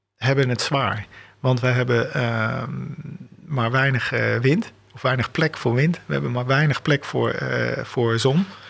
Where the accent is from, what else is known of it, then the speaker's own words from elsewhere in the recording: Delft, South Holland, Netherlands; ik ben in Delft opgevoed.